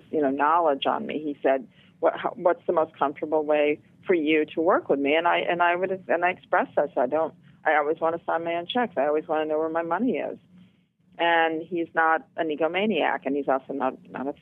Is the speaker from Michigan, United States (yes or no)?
yes; Flint, Michigan, United States; now in New York City, United States; I was born in Flint, Michigan, and in the 60s, it was a very thriving, you know, the Midwest was thriving